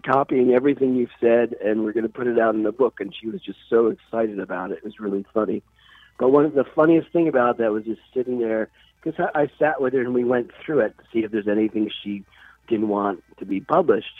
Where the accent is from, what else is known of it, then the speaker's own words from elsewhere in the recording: New Jersey, United States; also born or lived in Connecticut; now in Florida, United States; I loved New Jersey growing up in New Jersey